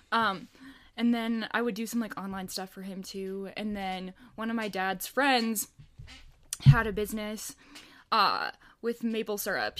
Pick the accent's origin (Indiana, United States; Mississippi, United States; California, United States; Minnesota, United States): Minnesota, United States; suburb outside of Minneapolis; I grew up, born and raised in Minnesota, a little suburb outside of Minneapolis.